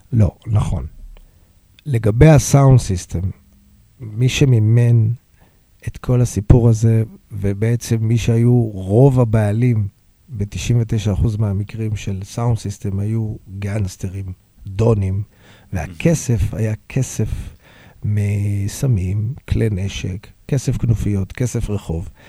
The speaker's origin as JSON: {"language": "Hebrew", "town": "Hod HaSharon", "region": "Central District", "country": "Israel", "tie": "born or raised there", "also_born_or_lived": "Tel Aviv", "said": "נולדתי בתל אביב, גרתי בהוד השרון, שהוד השרון הייתה ארגז חול."}